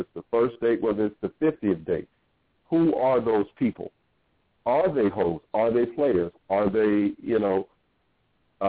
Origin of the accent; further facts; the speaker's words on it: Norfolk, Virginia, United States; moved away as an adult; I grew up in Norfolk, Virginia